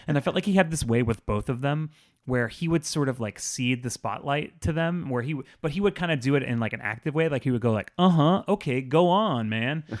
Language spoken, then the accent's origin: English; South Florida, United States; I grew up in South Florida